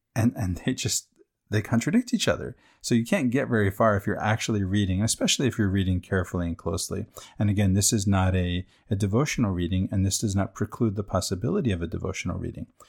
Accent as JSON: {"language": "English", "country": "United States", "said": "I, I'm American"}